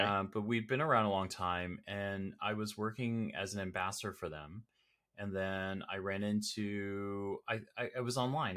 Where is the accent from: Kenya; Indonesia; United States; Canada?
Canada; Toronto, Ontario; I'm Canadian, born and bred here in, uh, here in Toronto or the Toronto area.